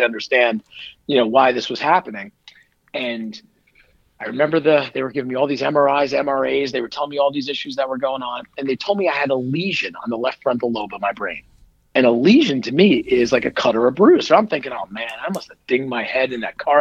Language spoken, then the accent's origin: English; Northern New Jersey, United States; I grew up in Northern Jersey.